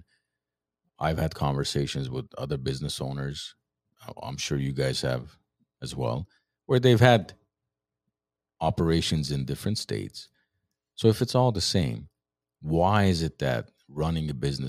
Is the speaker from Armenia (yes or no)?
yes; Armenia; moved away; what we grew up with in Soviet Armenia